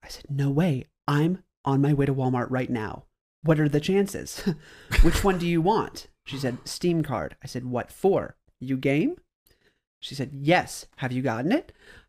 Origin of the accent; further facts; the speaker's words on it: Greece; She said, great. Where are you from? And I said, Greece.